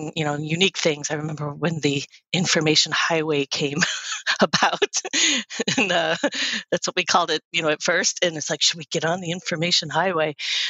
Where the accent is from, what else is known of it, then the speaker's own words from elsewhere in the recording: Detroit, Michigan, United States; I grew up in Detroit, Michigan, or suburbs